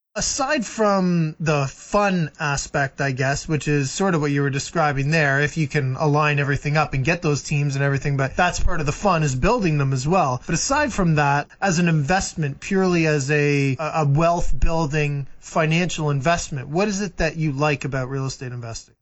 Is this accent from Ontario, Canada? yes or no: yes; Muskoka, Ontario, Canada; moved away; I grew up in Muskoka